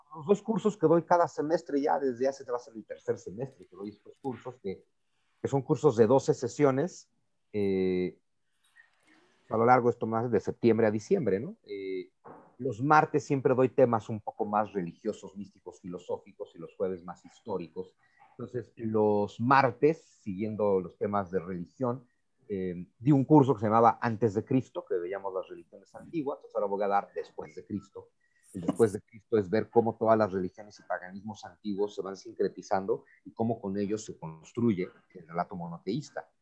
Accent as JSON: {"language": "Spanish", "country": "Mexico"}